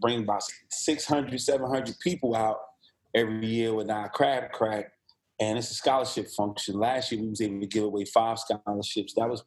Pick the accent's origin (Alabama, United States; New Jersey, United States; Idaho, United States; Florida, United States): New Jersey, United States; also born or lived in Virginia; now in Columbia, United States; I'm originally from New Jersey